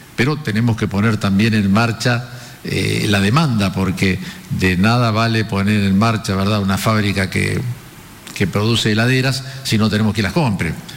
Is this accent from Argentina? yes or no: yes; Argentina; los argentinos somos optimistas